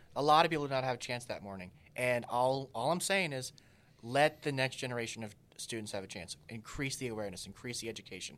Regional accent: Texas, United States; in my hometown where we're hoping to speak to the university there

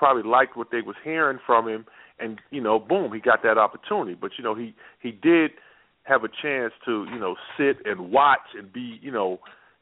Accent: New York, United States; I grew up a Knicks fan. Mm-hmm. Growing up in New York

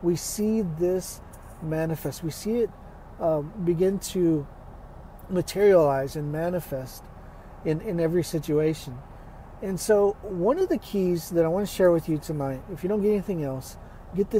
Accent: Texas, United States; I'm from Texas

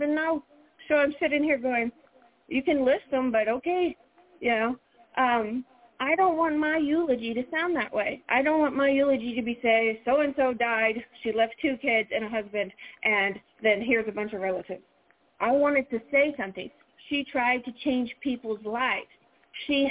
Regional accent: the South, United States; accent: Southern; I'm a Southerner

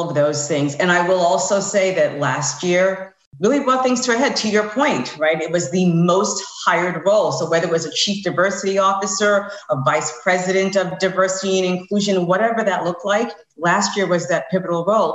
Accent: New York, United States; moved away as an adult; now in Tampa, United States; I'm originally from New York. I now live in Tampa

